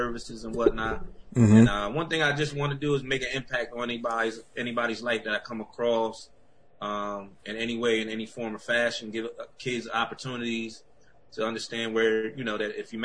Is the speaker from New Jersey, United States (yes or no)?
yes; Bridgeton, New Jersey, United States; now in Vineland, United States; I'm from Bridgeton, New Jersey